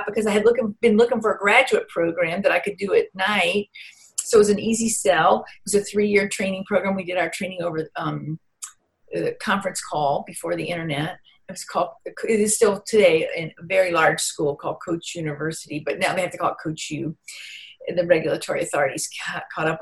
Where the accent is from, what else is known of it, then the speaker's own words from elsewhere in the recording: Vicksburg, Mississippi, United States; I grew up in Vicksburg, Mississippi